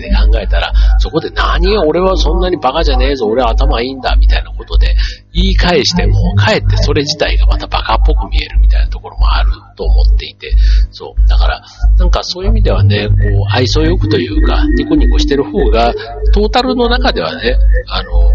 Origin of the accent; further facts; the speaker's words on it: Osaka, Japan; accent: Osaka dialect; moved away as an adult; also born or lived in Kanto; 僕はあの出身が大阪なんで